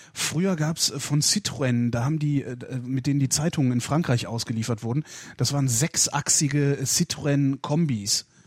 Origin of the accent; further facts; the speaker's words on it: North Rhine-Westphalia, Germany; aus Nordrhein-Westfalen, wo ich herkomme